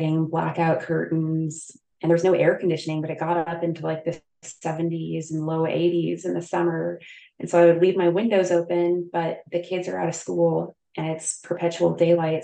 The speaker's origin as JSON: {"language": "English", "town": "Newburgh", "region": "Midwest", "country": "United States", "tie": "born or raised there", "also_born_or_lived": "Anchorage, Alaska", "moved": "as an adult", "said": "I did come back to Newburgh for a year after residency to work with a practice in my hometown"}